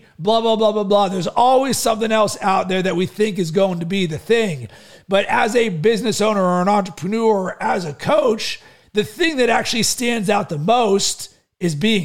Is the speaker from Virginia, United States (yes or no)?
no; Pittsburgh, Pennsylvania, United States; also born or lived in Chicago; now in Sarasota, United States; growing up in Pittsburgh as a kid